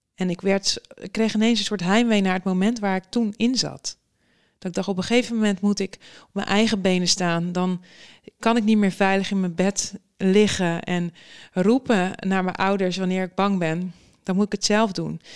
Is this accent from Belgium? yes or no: no; Netherlands; wij als Nederlanders